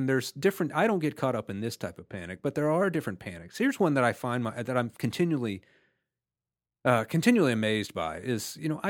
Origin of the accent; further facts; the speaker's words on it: Houston, Texas, United States; now in Atlanta, United States; I grew up in Houston, but no one had ever experienced it like here in Atlanta